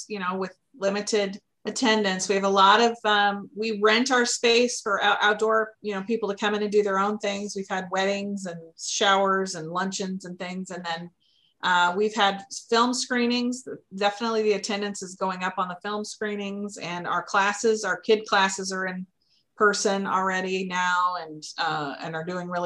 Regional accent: Greenwood, Indiana, United States; moved away as an adult; also born or lived in Texas; now in Lake Forest, United States; I grew up in Indiana, but I went to Texas for college, and I lived there for 22 years before we moved up here about 7 years ago.

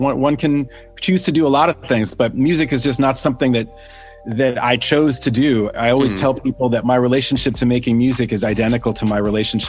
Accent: New York City, New York, United States; I'm one of the only people I know who is native New Yorker, and not only native New Yorker, but a native Manhattanite who was born in Manhattan and grew up in Manhattan and still lives in Manhattan.

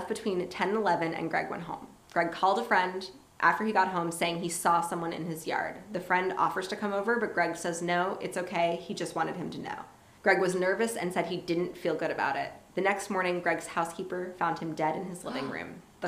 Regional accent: Miami, Florida, United States; born there; It's like I was born in Miami, so obviously I'm Spanish.

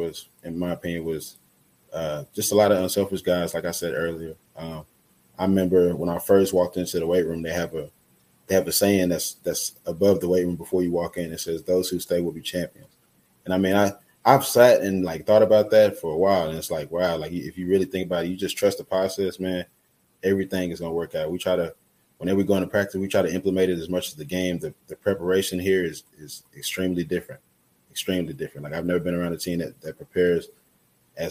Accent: Texas, United States; moved away as an adult; now in Fargo, United States; back in my home state

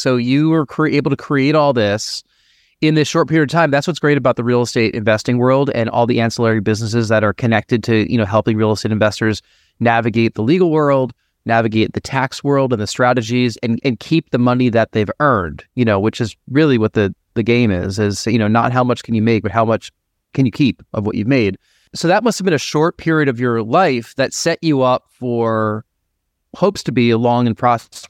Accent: New York, United States; Are you a New Yorker? I'm a New Yorker.

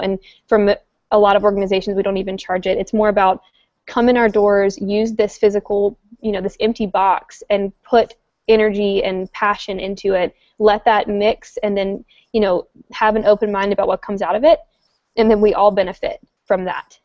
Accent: North Carolina, United States; moved away as an adult; also born or lived in Washington, District of Columbia, United States; now in Roanoke, United States; I'm from North Carolina, which is Virginia's southern neighbor

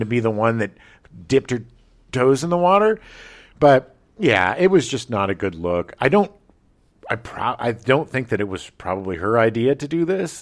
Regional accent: Escondido, California, United States; where I grew up in Escondido

